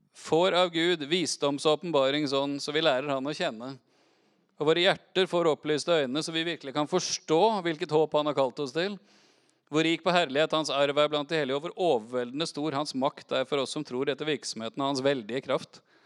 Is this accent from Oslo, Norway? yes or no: yes; Oslo, Norway; Jeg er oppvokst i Oslo på 80-tallet.